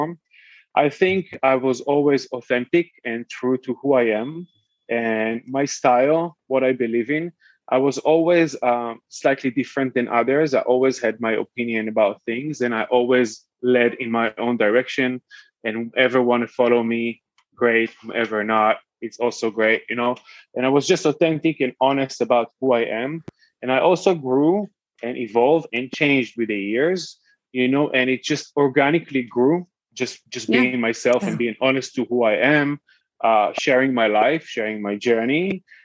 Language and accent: English; Tel Aviv, Tel Aviv District, Israel; moved away as an adult; also born or lived in New York / Paris / Hamburg / Berlin; now in London, United Kingdom; I was born and raised in Tel Aviv. And then when I was 18, I moved to the UK, to the US